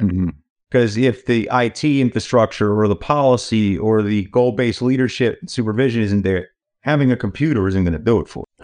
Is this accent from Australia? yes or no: no; New York, United States; moved away; also born or lived in California; I'm a New Yorker originally